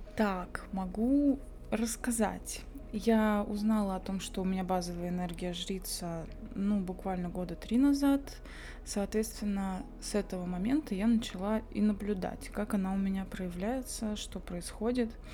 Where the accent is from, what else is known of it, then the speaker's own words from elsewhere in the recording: Belovo, Kemerovo Oblast, Russia; now in Tomsk, Russia; я выросла в Белово, Кемеровской области, небольшой городок